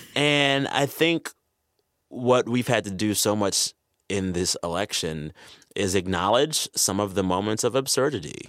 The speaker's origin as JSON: {"language": "English", "town": "San Antonio", "region": "Texas", "country": "United States", "tie": "born or raised there", "said": "I was raised in the San Antonio, Texas area"}